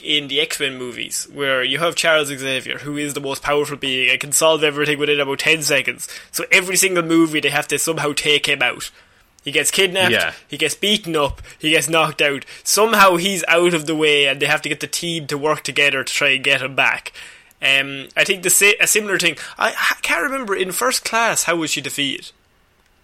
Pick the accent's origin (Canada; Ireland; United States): Ireland; As Irish people